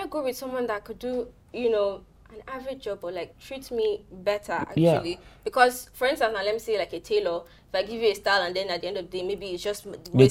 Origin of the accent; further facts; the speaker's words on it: Cross River, Nigeria; I'm from Cross River.